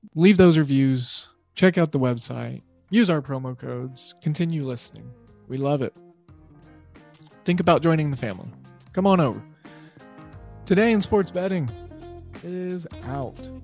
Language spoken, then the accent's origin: English; Del City, Oklahoma, United States; my hometown, Del City, Del City, Oklahoma